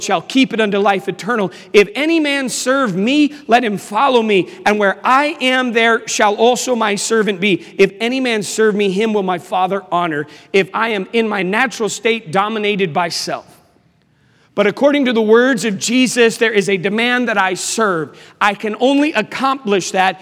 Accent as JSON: {"language": "English", "town": "Washington", "region": "District of Columbia", "country": "United States", "also_born_or_lived": "Charlotte, North Carolina", "moved": "yes", "said": "I am from Washington, D.C."}